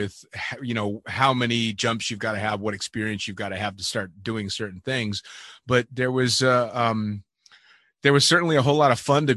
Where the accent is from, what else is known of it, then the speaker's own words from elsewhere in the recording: United States; I'm an American